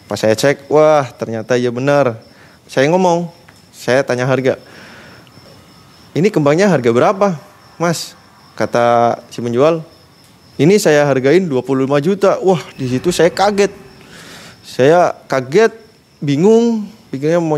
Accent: Tegal, Central Java, Indonesia; saya orang tegal saya bilang gitu

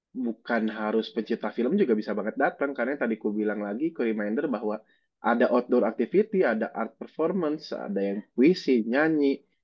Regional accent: Bogor, West Java, Indonesia; Dan aku juga gak tahu aku ngerasa punya kayak karena aku orang Bogor, kenapa aku nggak majuin Bogornya git

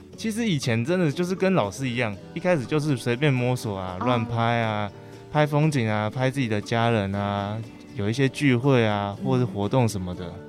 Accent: Puzi, Chiayi County, Taiwan; moved away as an adult; 朴子，我好，我的家乡

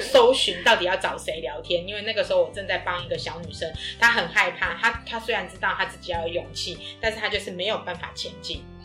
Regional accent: Taiwan; 我们来自于台湾

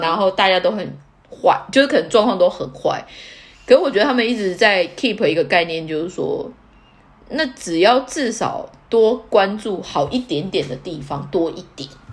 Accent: Taiwan; now in Tokyo, Japan; 我身为台湾人

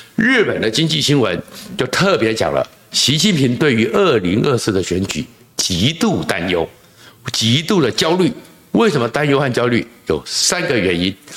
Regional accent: Taiwan; 我们台湾人

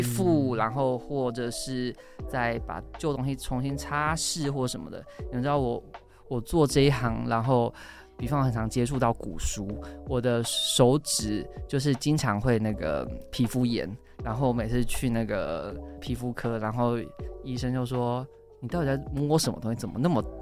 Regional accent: Changhua County, Taiwan; 彰化人，然后我们全家周末去那个台中逢甲夜市好了

